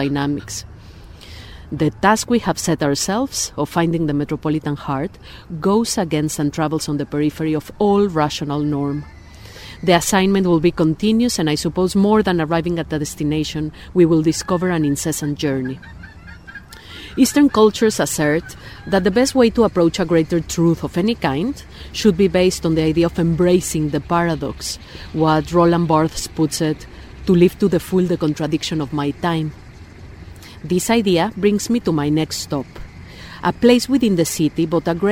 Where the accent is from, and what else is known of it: Mexico City, Mexico; born or raised there; moved away as an adult; now in Sheffield, United Kingdom